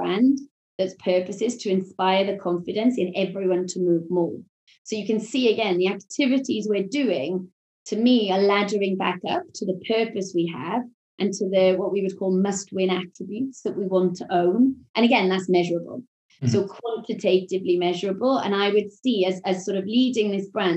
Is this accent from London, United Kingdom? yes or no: no; Wales, United Kingdom; accent: Welsh; my Welsh accent